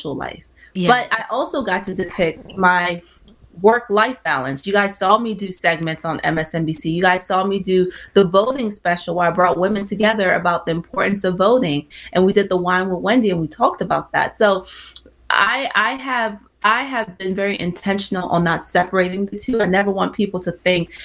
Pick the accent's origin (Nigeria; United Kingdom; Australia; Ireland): Nigeria; I'm Nigerian